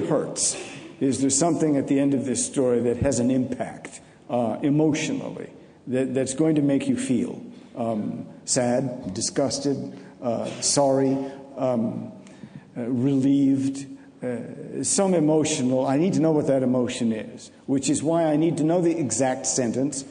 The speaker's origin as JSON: {"language": "English", "region": "New England", "country": "United States", "said": "I look upon myself as a New Englander"}